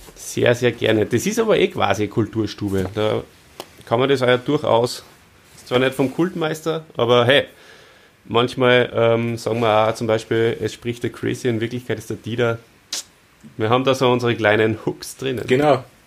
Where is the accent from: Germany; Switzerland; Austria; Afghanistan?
Austria; bei uns in Österreich